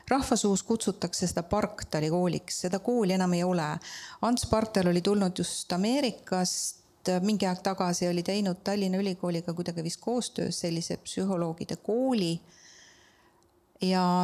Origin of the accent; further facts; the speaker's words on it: Estonia; mina olen, nagu ma armastan öelda, maalt ja hobusega Tammiku külast